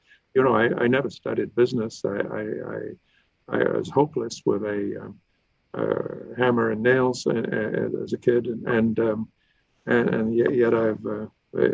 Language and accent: English; Victoria, British Columbia, Canada; I grew up in Victoria